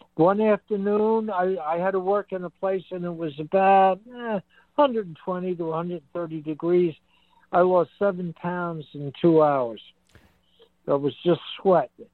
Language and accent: English; Long Island, New York, United States; moved away; I'm a Long Island Sounder